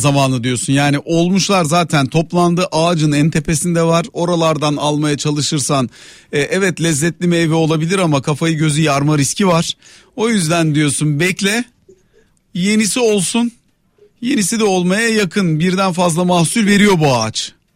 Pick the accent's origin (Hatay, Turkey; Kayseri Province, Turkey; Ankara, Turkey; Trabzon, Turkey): Ankara, Turkey; now in Istanbul, Turkey; Ben Ankaralıyım, İstanbul'da yaşıyorum, ailem Antalya'da yaşıyor.